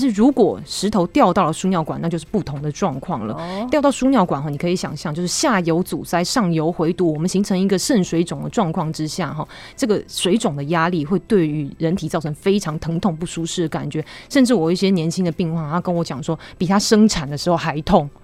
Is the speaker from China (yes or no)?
no; Taiwan; 我们台湾人喜欢吃的是重咸、重甜又重油的饮食